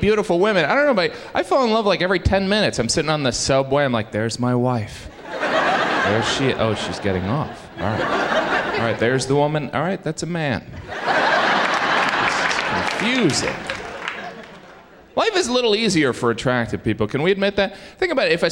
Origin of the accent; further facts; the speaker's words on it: Indiana, United States; moved away as an adult; now in New York, United States; I am originally from Indiana.